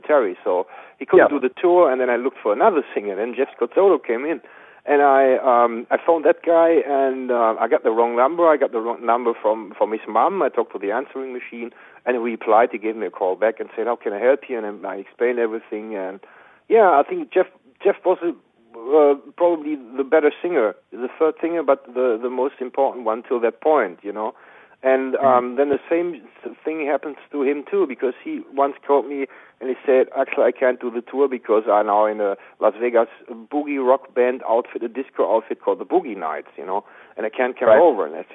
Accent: Bochum, North Rhine-Westphalia, Germany; I'm from West Germany

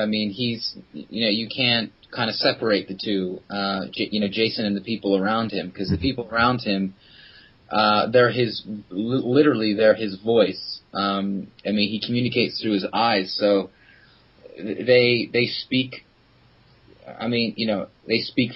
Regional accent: Philadelphia, Pennsylvania, United States; moved away as an adult; now in London, United Kingdom; I'm originally from Philadelphia

